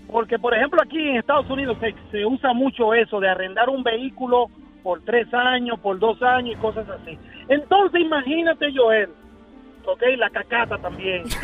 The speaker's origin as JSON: {"language": "Spanish", "country": "Dominican Republic", "lives_now": "New York, United States", "said": "Dominicano, pero vivo aquí, en Dykeman. aquí en Nueva York."}